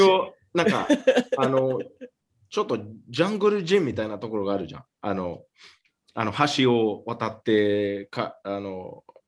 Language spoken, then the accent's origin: Japanese; Miami, Florida, United States; マヤミで、俺の出身で